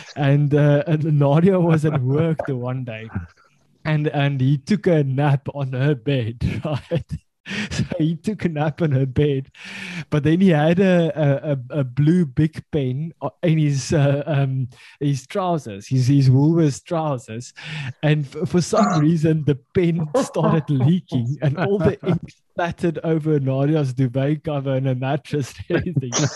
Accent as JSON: {"language": "English", "country": "South Africa", "said": "I can I can say it with uh, with proud that I'm from the Afrikaans culture"}